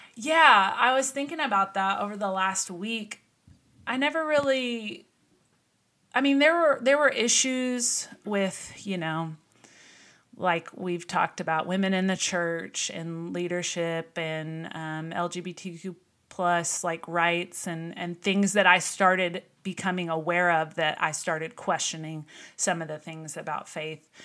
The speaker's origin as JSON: {"language": "English", "region": "Texas", "country": "United States", "tie": "born or raised there", "also_born_or_lived": "Missouri", "said": "we moved to Texas when I was five. I grew up in Missouri, and when we moved here, we joined a church in the area"}